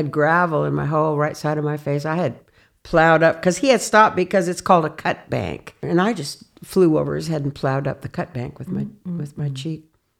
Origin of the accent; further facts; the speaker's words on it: Sheridan, Wyoming, United States; also born or lived in Colorado; That was when I was in third grade. We moved to Sheridan from Colorado, from the prairies, way out in the prairies.